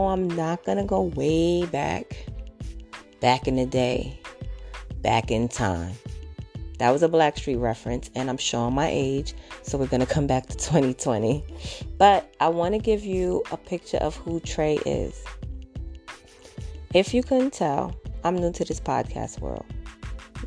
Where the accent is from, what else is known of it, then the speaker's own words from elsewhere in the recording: New York City, New York, United States; I'm a mom from Brooklyn